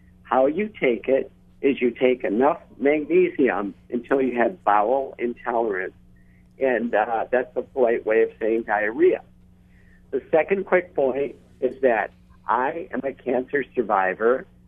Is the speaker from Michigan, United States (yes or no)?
yes; Michigan, United States; I'm a psychologist from Michigan. I work with my wife, who's a family doctor.